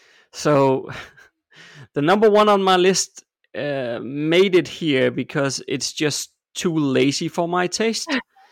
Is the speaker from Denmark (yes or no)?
yes; Denmark; English is a second language; I'm from Denmark, and instead of writing Denmark, you call it Jutland. And as a Dane